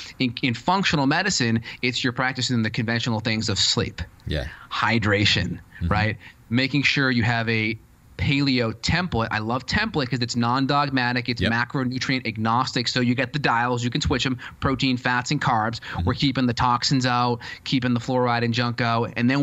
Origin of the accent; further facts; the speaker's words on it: North Andover, Massachusetts, United States; I'm from Andover, North Andover area in Boston.